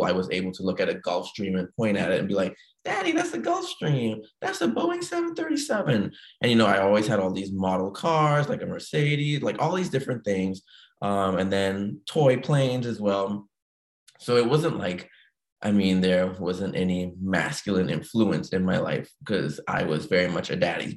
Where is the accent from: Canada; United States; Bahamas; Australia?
Bahamas; moved away as an adult; I was born and raised in the Bahamas, 1989, left the Bahamas 25 years later in 2014.